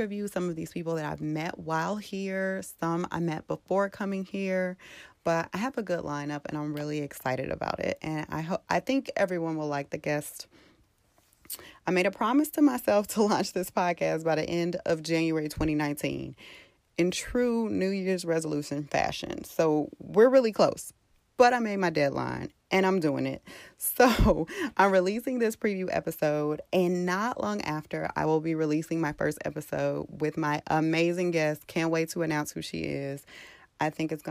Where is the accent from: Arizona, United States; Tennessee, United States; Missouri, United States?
Missouri, United States; St. Louis; moved away as an adult; now in Dallas, United States; I am from St. Louis. I've been in Dallas for about 2.5 years now